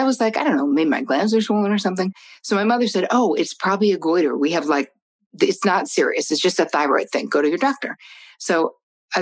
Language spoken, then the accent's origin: English; New Jersey, United States; I'm from Jersey